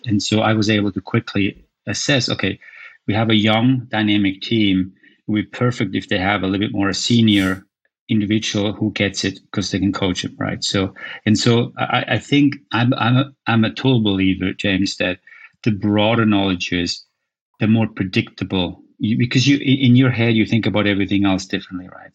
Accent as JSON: {"language": "English", "country": "Switzerland", "tie": "born or raised there", "also_born_or_lived": "United States", "moved": "as an adult", "said": "where I grew up in Switzerland"}